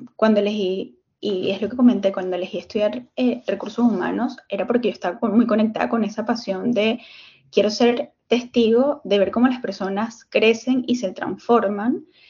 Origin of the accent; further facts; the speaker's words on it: Venezuela; moved away; lo que venía haciendo en, en Venezuela, porque soy venezolana